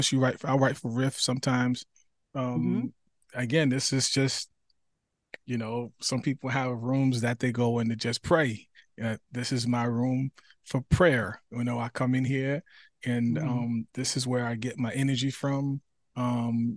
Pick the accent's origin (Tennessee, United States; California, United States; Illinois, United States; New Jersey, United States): New Jersey, United States; moved away as an adult; now in South Carolina, United States; I'm originally from New Jersey